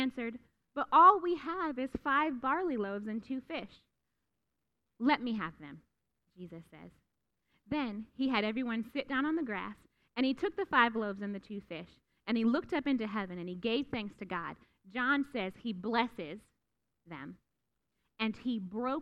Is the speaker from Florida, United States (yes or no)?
no; Youngstown, Ohio, United States; I grew up in Youngstown, Ohio